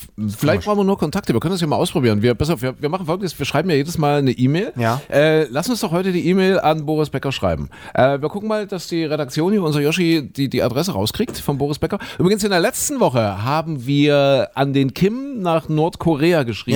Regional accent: eastern Germany, Germany; hier bei uns im Osten

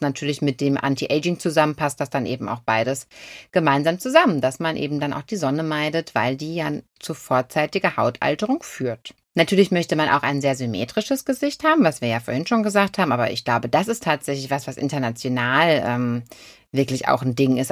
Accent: Germany; Und wir sind trotzdem alle Deutsche

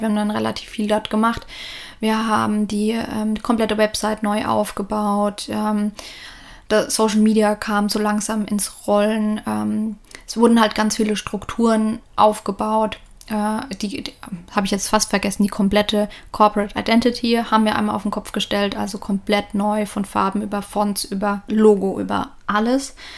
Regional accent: Lower Franconia, northern Bavaria, Germany; moved away as an adult; now in Australia; ich bin mit meinen Eltern, meiner älteren Schwester, viereinhalb Jahre ältere Schwester, ähm, im Norden von Bayern, im schönen Unterfranken aufgewachsen

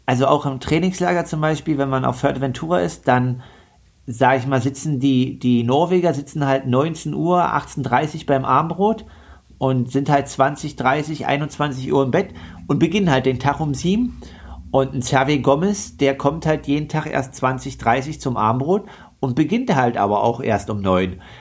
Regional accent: Leipzig, Saxony, Germany; als Leipziger fährt man ja nicht so oft ins Skilager

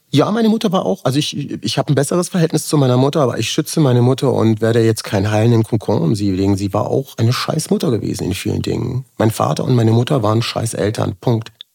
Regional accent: Germany; ich bin quasi als äh, Migrant geboren worden in Deutschland, also mit der jugoslawischen Staatsbürgerschaft damals

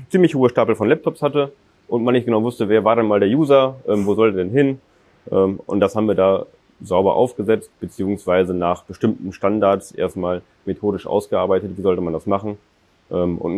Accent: North Rhine-Westphalia, Germany; Ich selber komme hier aus der Region, ich bin in Techte aufgewachsen, bin dann, wie gesagt, zum Studium nach, nach Münster bzw. Steinfurt

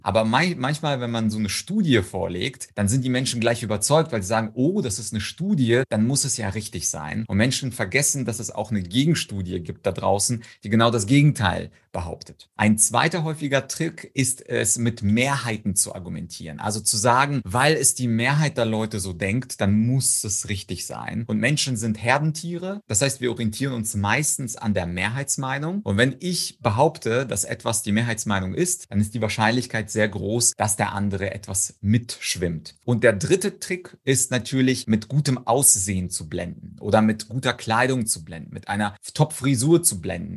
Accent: Ukraine; moved away; Ich komme komme zum Beispiel aus der Ukraine

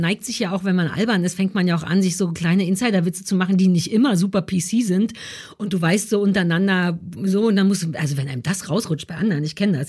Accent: Berlin, Germany; also born or lived in London; Ich bin in Berlin Mitte groß geworden

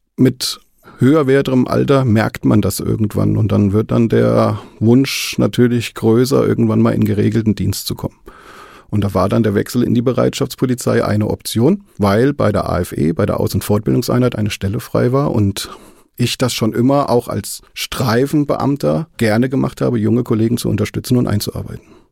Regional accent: Marburg, Hesse, Germany; moved away as an adult; Ich bin gebürtig aus Marburg, habe dann lange Zeit oben in Marburg gelebt. Und irgendwann hat es mich dann familiär nach Südhessen verschlagen

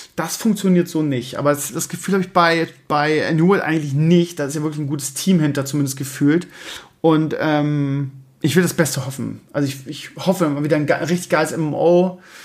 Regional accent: Bremen, Germany; moved away as an adult; also born or lived in Scheeßel; now in Hamburg area, Germany; ich 30 Jahre im Leben Bremen gelebt habe

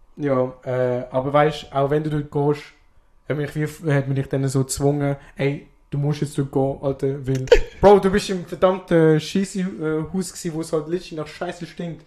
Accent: Switzerland; ich als Schweizer

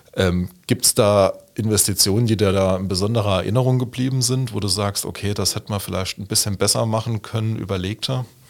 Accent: Hasborn, Saarland, Germany; Hasborn, also meine Heimatgemeinde

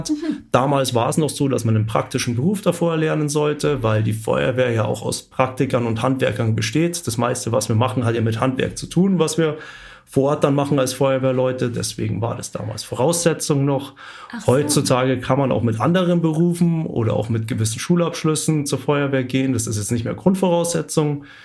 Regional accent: Munich, Bavaria, Germany; weil als Münchner lernt man das eigentlich nicht so kennen. Ich bin in der Großstadt aufgewachsen.

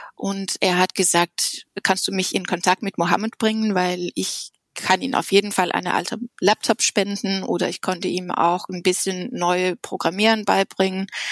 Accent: Denmark; German is a second language; moved away as an adult; also born or lived in Copenhagen, Denmark / Japan / United States; now in Berlin, Germany; Ich bin in Dänemark geboren und habe drei Jahre bei den Chaos-Piloten in Dänemark studiert

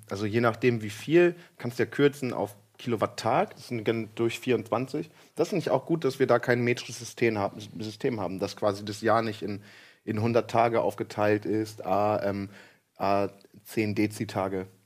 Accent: Lower Saxony, Germany; ich komme ja aus Ostfriesland

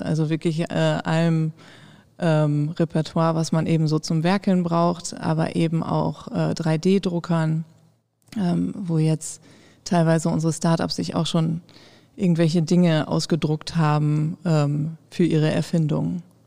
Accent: Osnabrück, Lower Saxony, Germany; gebürtige Osnabrückerin

